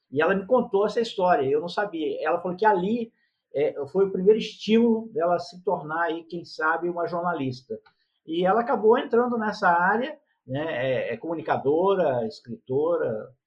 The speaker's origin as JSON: {"language": "Portuguese", "region": "São Paulo", "country": "Brazil", "tie": "born or raised there", "also_born_or_lived": "Rio de Janeiro", "lives_now": "Petrópolis, Brazil", "said": "Eu nasci no estado do Rio de Janeiro, fui criado em São Paulo, quer dizer, morei alguns anos em São Paulo, depois vim para Petrópolis."}